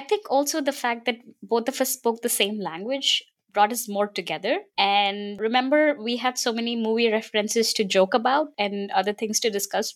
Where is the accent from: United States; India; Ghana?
India; I'm also from India.